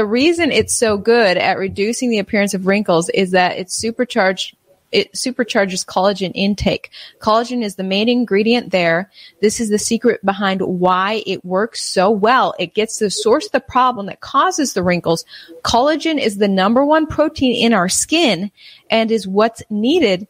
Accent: United States; I'm just an American

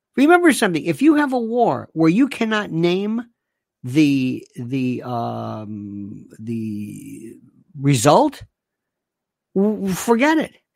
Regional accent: United States; I'm an American.

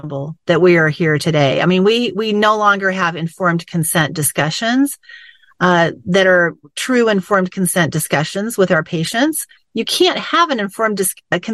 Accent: United States; I was born in America to parents who had fled from a system like this

